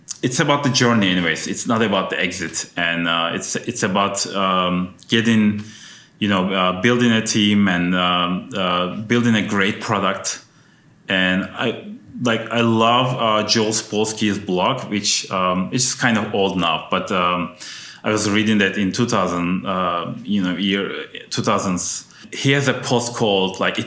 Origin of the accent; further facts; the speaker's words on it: Turkey; also born or lived in Ankara, Turkey; now in United States; my home country, which is Turkey. So I went back to Ankara